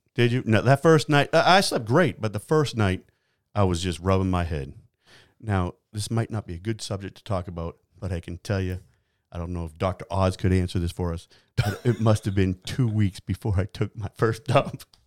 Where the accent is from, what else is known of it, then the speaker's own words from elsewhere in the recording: New Hampshire, United States; moved away; I grew up in New Hampshire